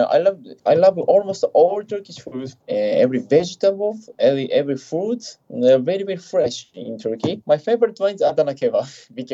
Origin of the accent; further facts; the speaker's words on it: Japan; from Japan. … I am 32 years old